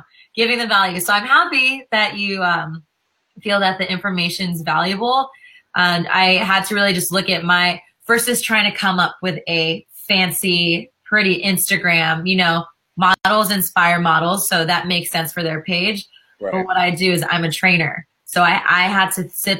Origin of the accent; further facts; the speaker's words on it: California, United States; also born or lived in Los Angeles; I'm a California girl